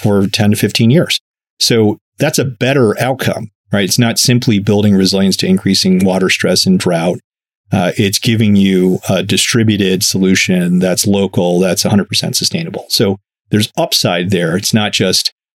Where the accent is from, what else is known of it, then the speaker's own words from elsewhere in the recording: Chicago, Illinois, United States; I'm a kid from Chicago